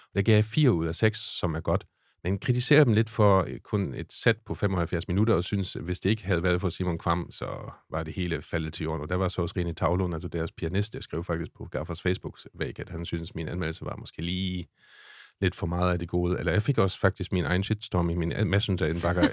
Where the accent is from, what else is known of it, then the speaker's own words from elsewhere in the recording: Schleswig-Holstein, Germany; accent: German; Danish is a second language; moved away as an adult; now in Denmark; jeg kommer fra Tyskland